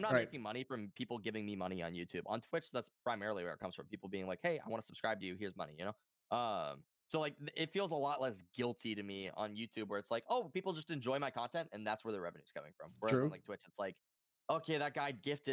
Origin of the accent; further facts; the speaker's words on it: North Dakota, United States; I'm from North Dakota